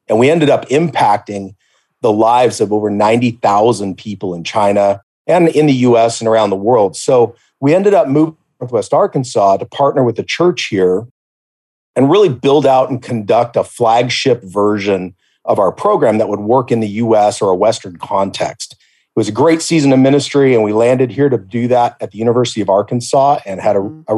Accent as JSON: {"language": "English", "country": "Belize", "tie": "born or raised there", "said": "There was another American kid that I grew up with in Belize, in the jungle"}